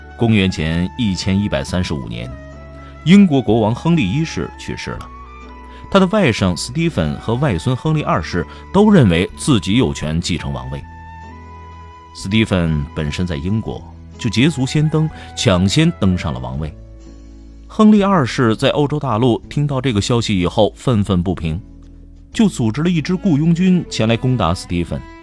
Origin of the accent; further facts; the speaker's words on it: China; 我们现在大部分中国人